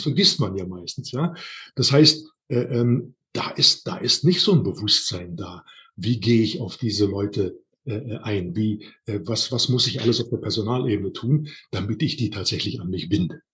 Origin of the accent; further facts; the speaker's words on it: Siebengebirge, near Bonn, North Rhine-Westphalia, Germany; moved away as an adult; now in Hohenbrunn, Germany; Meine ursprüngliche Heimat ist das Siebengebirge, also oben in der Nähe von Bonn